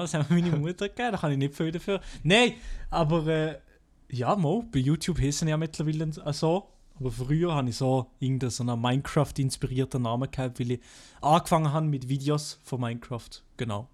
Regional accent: Fribourg, Switzerland; accent: Freiburger Dialekt; ich komme aus Freiburg und habe einen Freiburger Dialekt

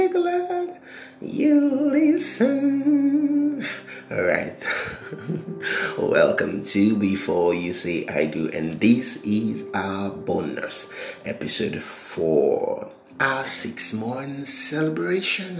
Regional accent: Nigeria; what is happening currently in Nigeria, you know, my home country

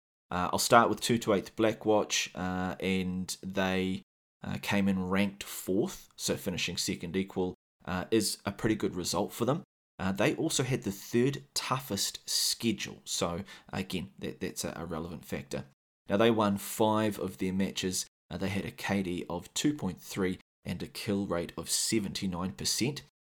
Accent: New Zealand; accent: New Zealand; So yeah, if you can't handle my sexy Kiwi accent for too long, I will leave some timestamps in the show notes

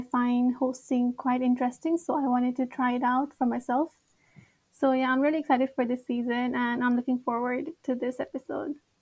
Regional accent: Nepal; now in Japan; I'm from Nepal, and I'm a third year

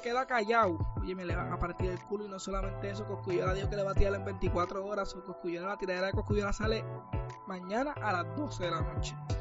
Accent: Puerto Rico

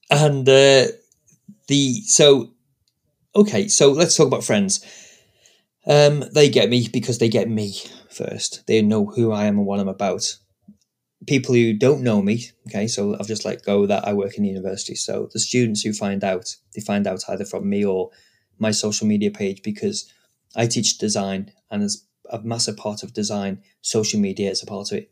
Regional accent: United Kingdom; I'm British

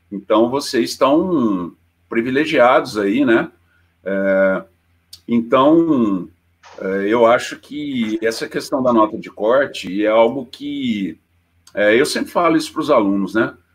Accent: Poços de Caldas, Minas Gerais, Brazil; accent: caipira; eu sou de Poços, né, mineiro, é, meu sotaque também não nega, né, caipirão para caramba

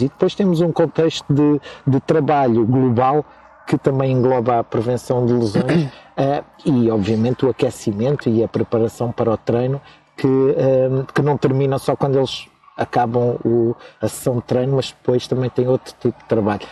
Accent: Almeirim, Santarém District, Portugal; moved away; na minha terra, que é Almeirim, que vocês não conhecem, mas é a melhor terra do mundo

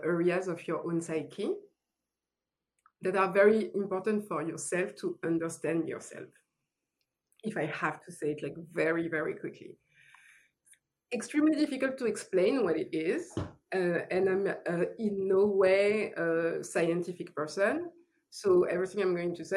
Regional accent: France; accent: French; English is a second language; moved away as an adult; now in Los Angeles, United States; I moved from France because, yes, French accent. I moved from France

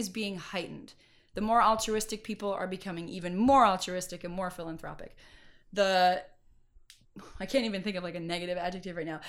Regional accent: Mendocino County, California, United States; moved away as an adult; also born or lived in Irvine, California; now in Los Angeles, United States; I grew up in Mendocino County

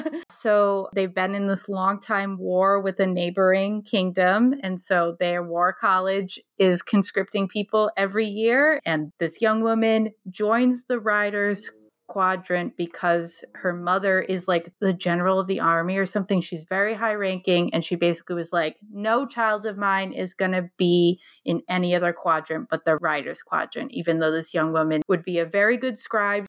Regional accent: Scituate, Rhode Island, United States; I grew up in Situate, so I was there from grade four, um, until a couple years ago when I moved out of my parents' house

